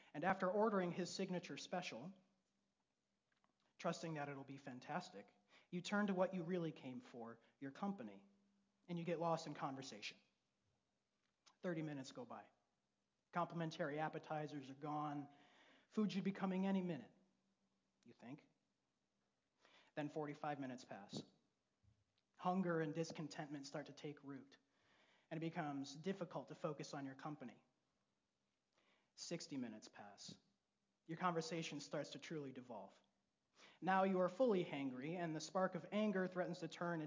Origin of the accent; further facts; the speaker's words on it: Grand Rapids, Michigan, United States; I was raised in Grand Rapids